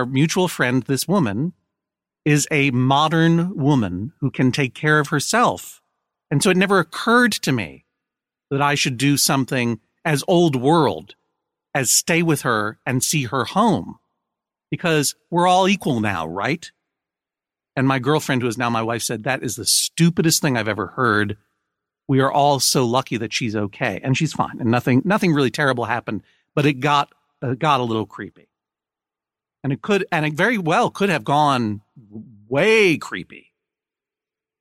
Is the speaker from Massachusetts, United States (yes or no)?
yes; Brookline, Massachusetts, United States; moved away as an adult; I'm from Brookline, Massachusetts, and I spent quite a bit of my growing up time in the area